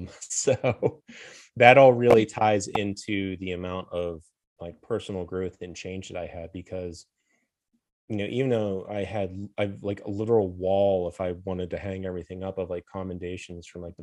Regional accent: Pennsylvania, United States; old steel town I grew up in Western Pennsylvania

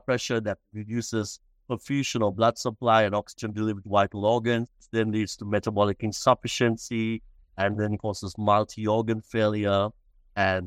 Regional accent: Sri Lanka; moved away as an adult; also born or lived in Australia; now in Melbourne, Australia; I was originally from Sri Lanka, born and raised, and I came to Australia to do my university studies

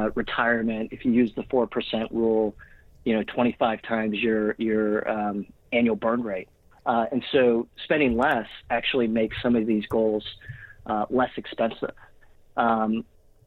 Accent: Pittsburgh, Pennsylvania, United States; now in New York, United States; I grew up in Pittsburgh, but been in New York for almost 14 years, and still here

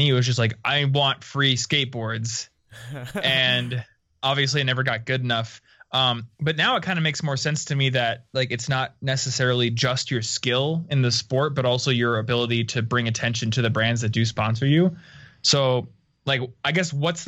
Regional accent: Des Moines, Iowa, United States; I'm from Des Moines, Iowa

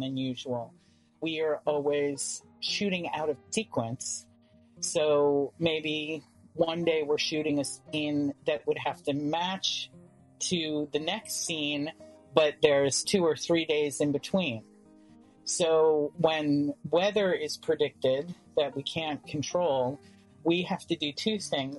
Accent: New York City, New York, United States; growing up in Manhattan

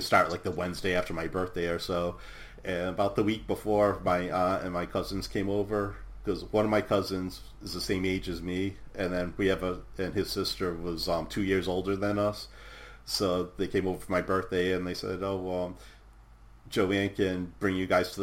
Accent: Providence, Rhode Island, United States; I was born in 1970 in Providence, and I lived like the first 6.5 years or so in Providence

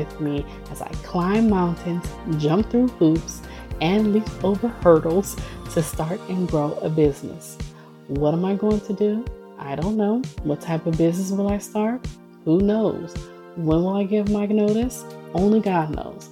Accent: Oakland, California, United States; also born or lived in Alameda, California / Tacoma, Washington / Hayward, California / Emeryville, California; I grew up in Oakland. I was born and raised in Oakland.

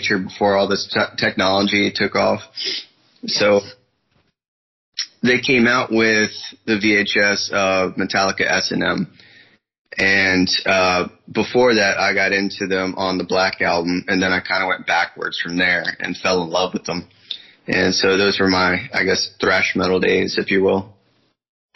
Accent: Northern Virginia, United States; I'm from Northern Virginia, basically about an hour or so from Washington, D.C.

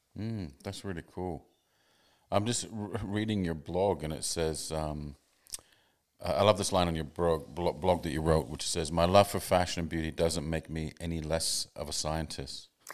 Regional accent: Canada; also born or lived in England / Sydney, Australia; now in Australia; I grew up in Canada, but I, then I lived in England for a long time.

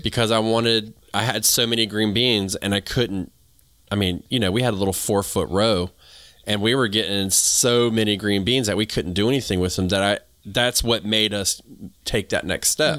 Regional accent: the South, United States; accent: southern; also born or lived in New England; I sound like I'm from the South

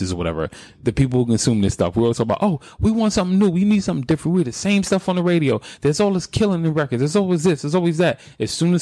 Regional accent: New York, United States; I'm from New York.

